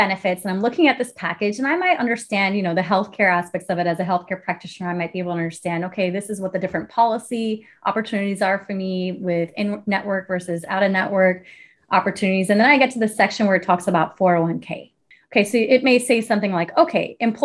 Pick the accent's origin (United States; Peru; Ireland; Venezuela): United States; the South; moved away; I'm originally from the South.